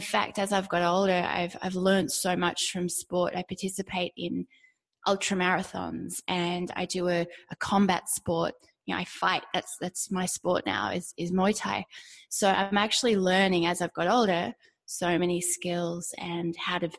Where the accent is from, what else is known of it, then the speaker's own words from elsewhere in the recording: Australia; Growing up in Australia, everybody does sport and you do lots of sports